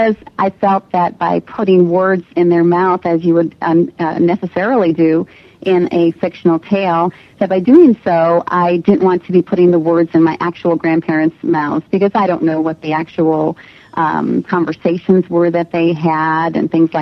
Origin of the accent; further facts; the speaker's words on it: Massachusetts, United States; I grew up in Massachusetts.